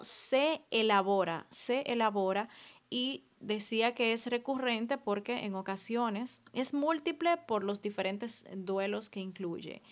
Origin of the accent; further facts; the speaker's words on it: Dominican Republic; moved away as an adult; now in France; cuando vengo aquí me siento súper dominicana.